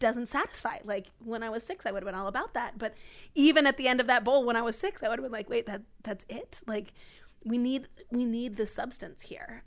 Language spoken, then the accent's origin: English; D.C., District of Columbia, United States; moved away as an adult; grew up outside D C